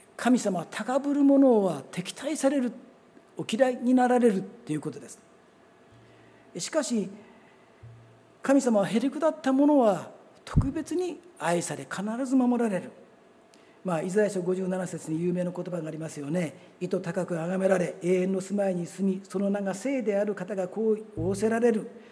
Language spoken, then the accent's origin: Japanese; Kawasaki, Kanagawa, Japan; also born or lived in Abashiri, Hokkaido / Ibaraki; 小学校の5年生の時から実はあのここの近くに住んでたんですねあの南河原小学校のもうすぐ近く